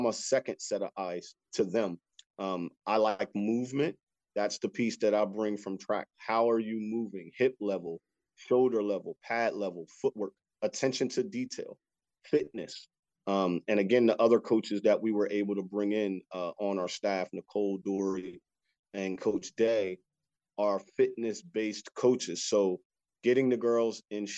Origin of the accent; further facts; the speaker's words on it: Wilmington, Delaware, United States; moved away as an adult; also born or lived in West Virginia; now in Frederick, United States; I grew up in Wilmington, Delaware, and obviously we don't have any professional teams there.